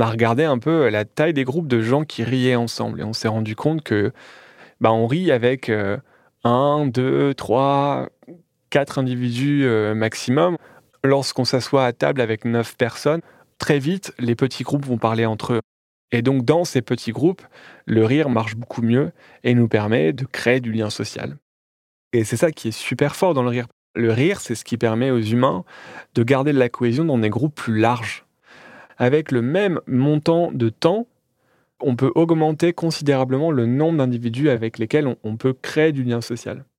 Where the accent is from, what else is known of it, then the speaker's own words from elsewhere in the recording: Calais, Hauts-de-France, France; à Calais, là où je suis né